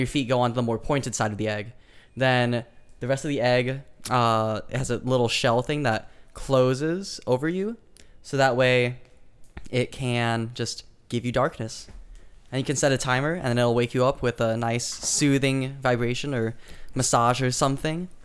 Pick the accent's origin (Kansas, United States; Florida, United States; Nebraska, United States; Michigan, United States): Nebraska, United States; Lincoln; now in California, United States; from Lincoln, Nebraska, and I currently live in California